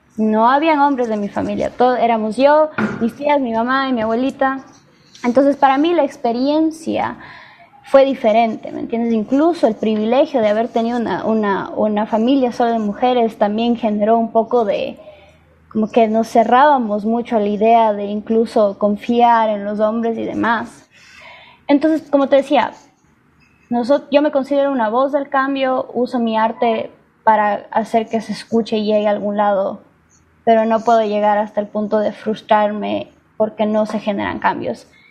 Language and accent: Spanish; Ecuador; now in United States; Yo nací en Estados Unidos, pero viví toda mi vida en Ecuador.